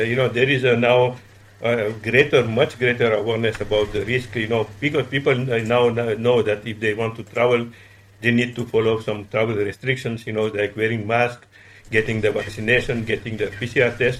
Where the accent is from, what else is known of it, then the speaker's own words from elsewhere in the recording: Madagascar; moved away; also born or lived in Paris, France; I was born in Madagascar.